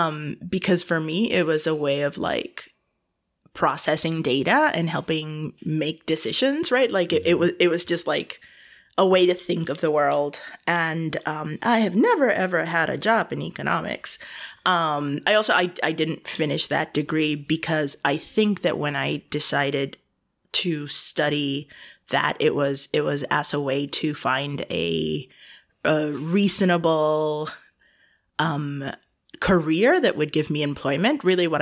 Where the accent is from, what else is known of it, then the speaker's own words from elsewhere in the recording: Evanston, Illinois, United States; born there; now in Chicago, United States; So I was born in Evanston, Illinois, which is a very random place for me to have been born because I now live in Chicago